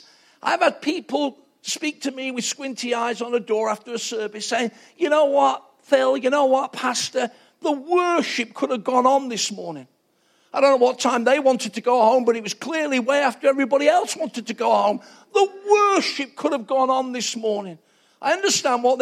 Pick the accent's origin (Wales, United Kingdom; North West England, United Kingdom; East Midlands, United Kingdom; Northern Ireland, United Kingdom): East Midlands, United Kingdom; Nottingham; I'm from Nottingham, two council house kids